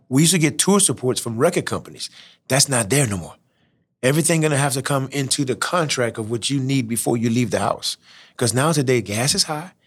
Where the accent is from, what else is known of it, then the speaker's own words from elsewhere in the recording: Church Point, Louisiana, United States; I'm from Churchpoint, Louisiana. And who would have thought that a guy out of Church Point, small town